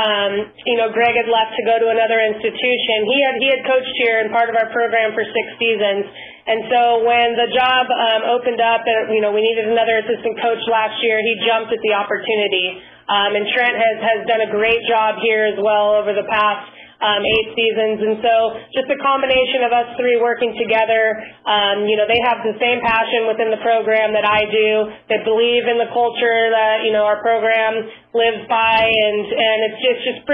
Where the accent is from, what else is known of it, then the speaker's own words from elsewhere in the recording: San Diego, California, United States; I'm originally from San Diego, too, so being able to stay local